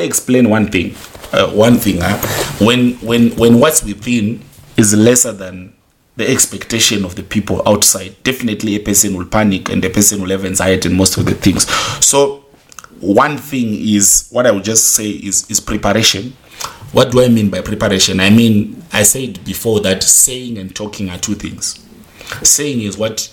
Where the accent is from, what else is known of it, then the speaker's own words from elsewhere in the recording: Zimbabwe; I come from Zimbabwe